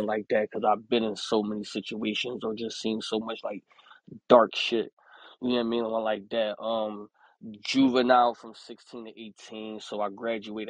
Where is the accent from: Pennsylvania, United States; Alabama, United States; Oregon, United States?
Pennsylvania, United States; Philadelphia; I'm from Philadelphia, PA.